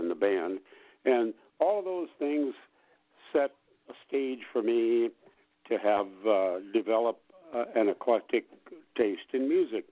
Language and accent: English; Watertown, South Dakota, United States; also born or lived in Hazel, South Dakota; I grew up in South Dakota